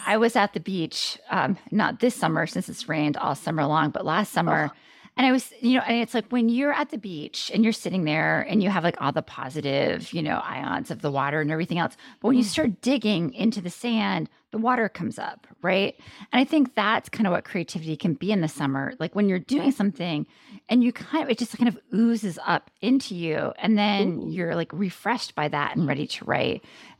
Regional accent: Maine, United States; I'm from Maine.

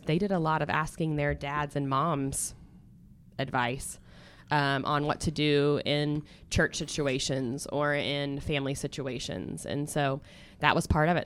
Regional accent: Stillwater, United States; born and raised in Stillwater, America

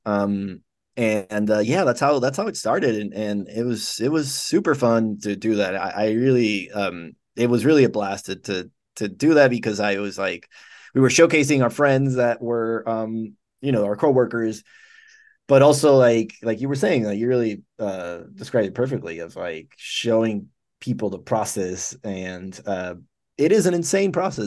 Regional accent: Dominican Republic; moved away as an adult; also born or lived in Cuba; I was born in Cuba. And I left, uh, my family left when I was five months old, and I grew up in the Dominican Republic.

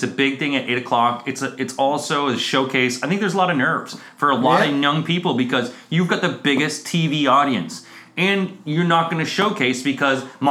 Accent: Canada; now in London, United Kingdom; we're Canadian

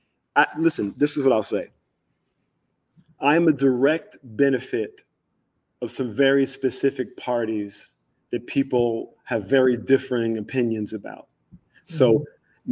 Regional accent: South Carolina, United States; also born or lived in Mobile, Alabama / Georgia / Florida; So I grew up in South Carolina, Georgia, and Florida.

